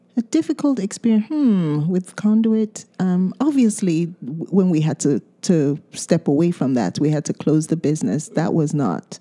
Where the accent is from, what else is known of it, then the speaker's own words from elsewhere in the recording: Nigeria; first language Yoruba; English is a second language; moved away; we speak two different Nigerian languages